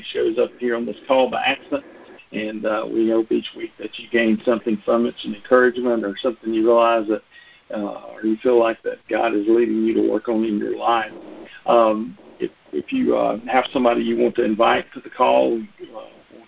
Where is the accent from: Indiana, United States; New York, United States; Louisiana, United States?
Louisiana, United States; North; where I grew up in North Louisiana